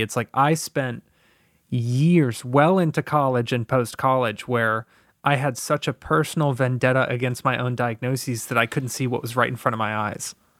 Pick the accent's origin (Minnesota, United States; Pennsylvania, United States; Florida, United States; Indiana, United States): Florida, United States; Tampa; I grew up in Tampa, Florida, in an abusive household